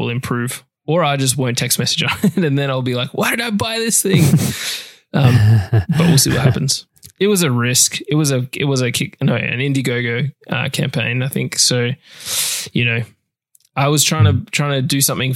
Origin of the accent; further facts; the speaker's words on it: Australia; accent: Australian; my Australian accent